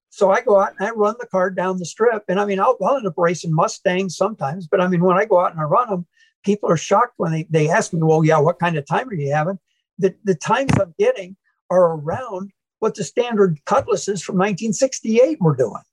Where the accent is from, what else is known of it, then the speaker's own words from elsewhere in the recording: Manchester, Iowa, United States; now in St. Louis, United States; I grew up in Iowa